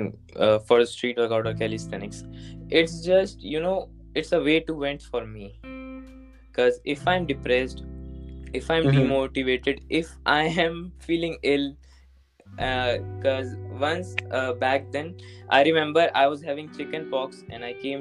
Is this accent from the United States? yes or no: no; New Delhi, Delhi, India; also born or lived in Uttar Pradesh; I'm originally from Uttar Pradesh, but I was born and raised in New Delhi.